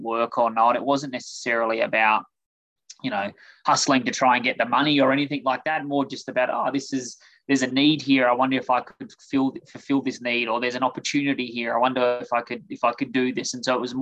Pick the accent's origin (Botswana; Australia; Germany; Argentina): Australia; Adelaide, South Australia; moved away as an adult; now in United States; As you can hear, I'm originally from Australia. So grew up in Adelaide, South Australia